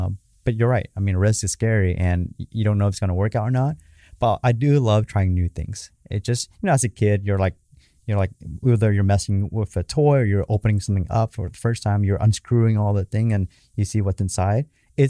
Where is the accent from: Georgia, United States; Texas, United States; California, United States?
California, United States; Garden Grove; it's in Garden Grove, down the street where I grew up at and on Main Street.